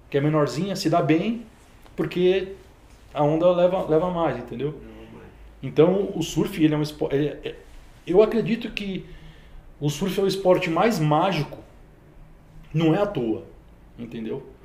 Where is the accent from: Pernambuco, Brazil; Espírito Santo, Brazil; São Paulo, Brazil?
São Paulo, Brazil; Praia Grande; also born or lived in Santos; Cara, a gente é de Praia Grande. Praia Grande. É. Eu, eu nasci na Praia Grande. Na, verdade, a gente nasceu eu nasci em Santos porque não tinha hospital na época. Mas minha família já era de Praia Grande faz tempo